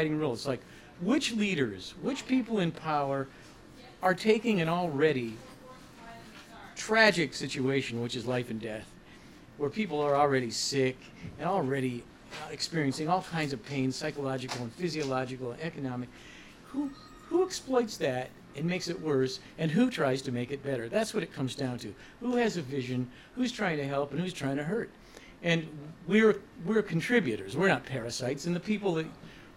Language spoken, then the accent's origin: English; Ohio, United States; when we were growing up in Ohio